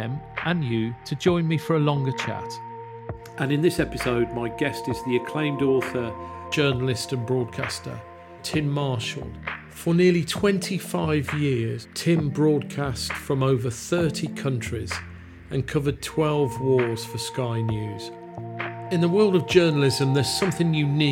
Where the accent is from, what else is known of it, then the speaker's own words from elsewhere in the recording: Yorkshire and the Humber, United Kingdom; as a Yorkshireman from South Yorkshire